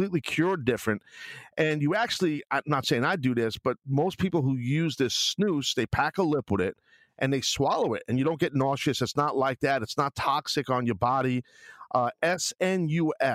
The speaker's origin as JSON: {"language": "English", "town": "New York City", "region": "New York", "country": "United States", "tie": "born or raised there", "said": "growing up in New York and Brooklyn"}